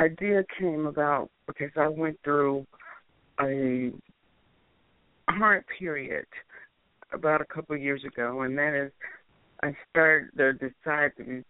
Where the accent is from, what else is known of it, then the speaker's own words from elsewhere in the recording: the South, United States; also born or lived in Chicago, Illinois / Alabama / Georgia; I'm originally from Chicago, Illinois, but I grew up in Alabama and Georgia, of course. So I'm known as a Southern girl now.